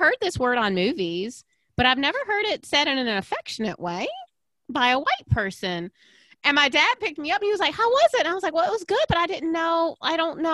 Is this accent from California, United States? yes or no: no; Aiken, South Carolina, United States; I definitely grew up in a bubble in Aiken